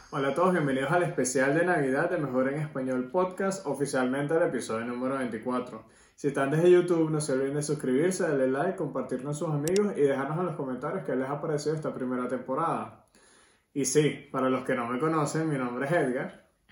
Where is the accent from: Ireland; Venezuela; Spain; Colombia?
Venezuela; vamos a contarle las tradiciones venezolanas porque obviamente somos venezolanos